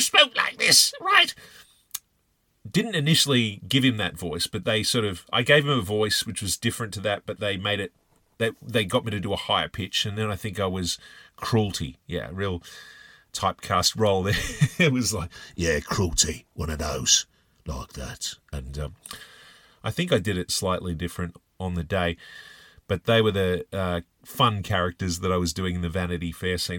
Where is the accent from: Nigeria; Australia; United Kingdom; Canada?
Australia; I'm from Australia